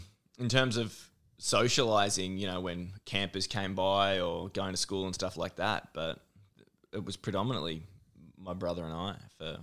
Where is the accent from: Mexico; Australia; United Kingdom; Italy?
Australia; Victoria; also born or lived in Mildura; Yes, so country Victoria. So I was born in Mildura.